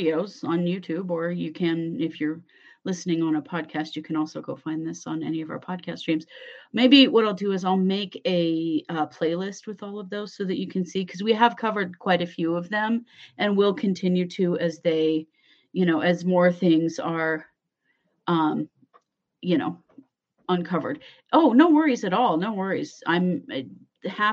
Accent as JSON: {"language": "English", "region": "Idaho", "country": "United States", "accent": "Idaho", "said": "my Idaho accent"}